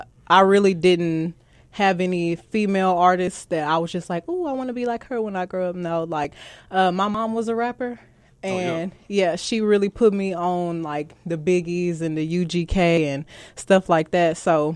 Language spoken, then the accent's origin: English; Houston, Texas, United States; The South Side, South Park.